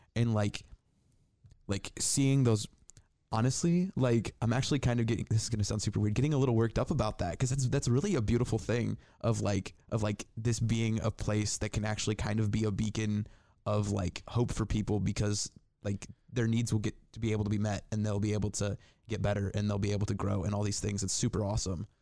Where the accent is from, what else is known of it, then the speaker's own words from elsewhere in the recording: Indiana, United States; now in Northwest Ohio, United States; I'm, I'm from, I grew up in Indiana.